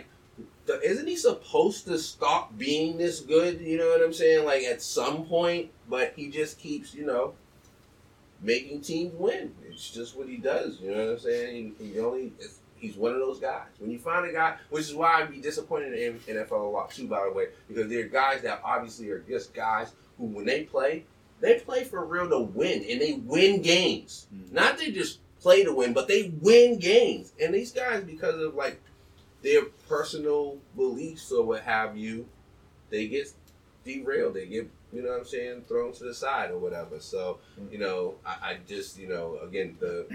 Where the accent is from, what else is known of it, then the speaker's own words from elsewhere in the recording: New England, United States; I'm from New England, being here in Boston